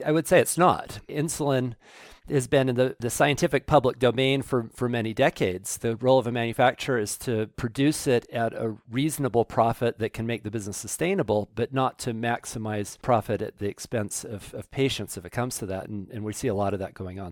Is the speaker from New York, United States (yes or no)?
no; Salt Lake City, Utah, United States; I grew up in Salt Lake City